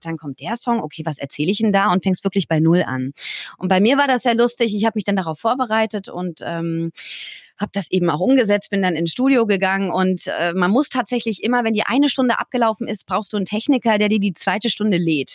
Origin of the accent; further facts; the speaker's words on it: Bühl, Baden-Württemberg, Germany; Ich bin in Bühl bei Baden-Baden aufgewachsen